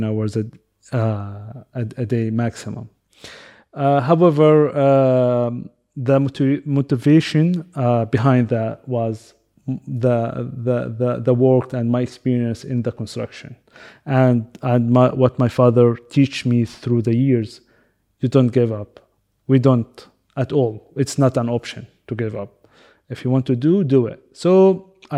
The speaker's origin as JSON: {"language": "English", "country": "Qatar", "tie": "born or raised there", "also_born_or_lived": "United Kingdom / Canada", "said": "I live in Qatar. I was born in Qatar and since 39 years, my parents as well. I finished my high school here"}